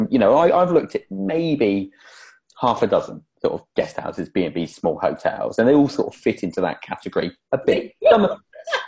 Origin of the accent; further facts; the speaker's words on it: England, United Kingdom; now in Wales; As the only Englishman on here